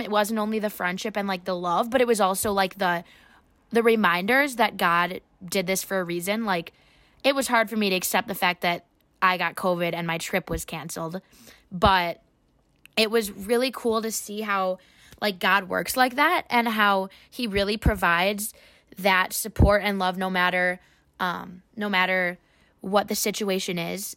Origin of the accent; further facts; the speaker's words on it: Waunakee, Wisconsin, United States; now in Madison, United States; I am from Wanakee, Wisconsin, in high school, um, which is just fifteen minutes away from here